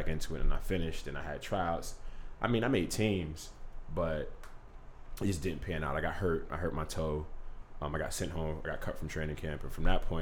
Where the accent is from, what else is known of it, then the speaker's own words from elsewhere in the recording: New York City, New York, United States; I grew up in Coney Island. I'm from Brooklyn